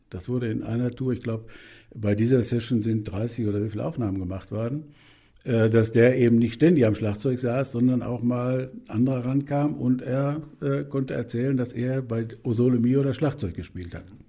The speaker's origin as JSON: {"language": "German", "country": "Germany", "said": "bei uns in Deutschland"}